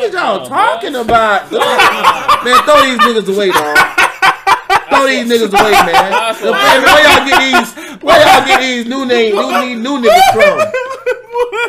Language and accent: English; Brandon, Florida, United States; I'm from Brandon